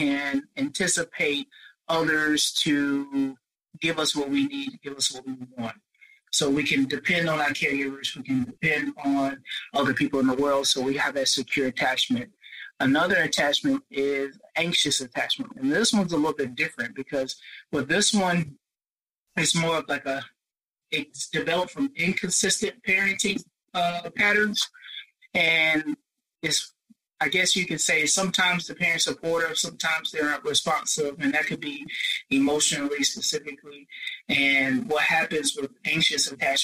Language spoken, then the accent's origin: English; Spartanburg, South Carolina, United States; also born or lived in Rock Hill, South Carolina; I'm from Spartanburg, South Carolina, where I do work at a local university